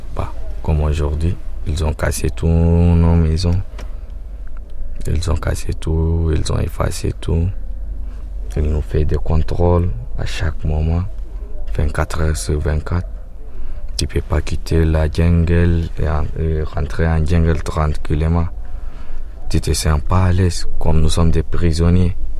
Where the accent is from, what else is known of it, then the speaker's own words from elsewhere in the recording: Sudan; moved away as an adult; also born or lived in Libya / Germany; now in Calais, France; chez moi au Soudan